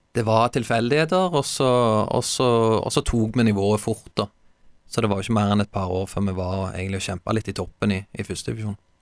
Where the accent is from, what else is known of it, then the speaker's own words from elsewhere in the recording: Stavanger, Rogaland, Norway; also born or lived in Haugesund; jeg skal hjem, jeg skal spille for Viking